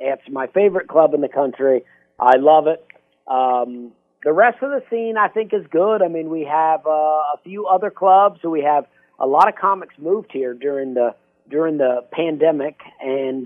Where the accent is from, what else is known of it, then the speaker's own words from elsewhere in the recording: Opelika, Alabama, United States; moved away as an adult; also born or lived in Charleston, South Carolina; I grew up in Alabama. I spent the first 21 years of my life at a town called Opelika, Alabama